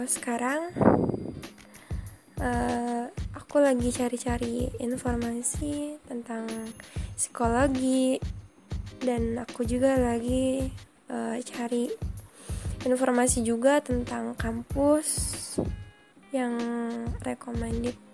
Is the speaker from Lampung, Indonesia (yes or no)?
yes; Bandar Lampung, Lampung, Indonesia; Aku dari Bandar Lampung.